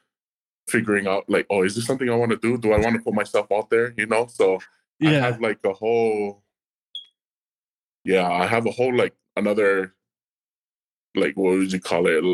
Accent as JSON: {"language": "English", "region": "Hawaii", "country": "United States", "tie": "born or raised there", "also_born_or_lived": "New Mexico", "moved": "as an adult", "said": "I was born and raised in Kohoku, Hawaii, And so after I was born and raised in Hawaii, I moved to the mainland"}